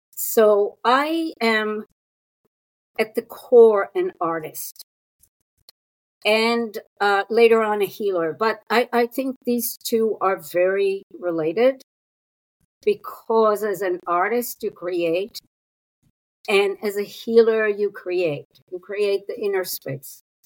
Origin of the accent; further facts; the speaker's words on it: Israel; moved away as an adult; also born or lived in New York City; I was born and raised in Israel